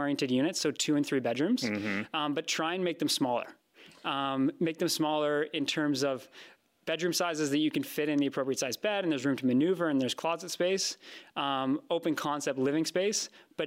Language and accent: English; Vancouver, British Columbia, Canada; I grew up in Vancouver.